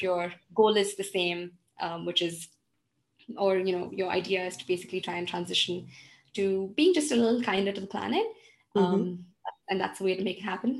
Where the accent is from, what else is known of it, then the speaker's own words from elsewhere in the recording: Belgaum, Karnataka, India; This is the quality of, you know, vegetables and produce I used to have growing up in Belgaum.